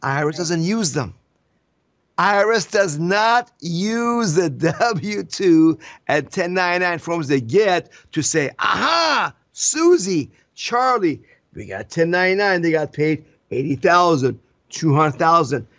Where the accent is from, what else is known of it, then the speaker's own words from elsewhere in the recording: Iran; now in United States; I came from Iran. We have no freedoms there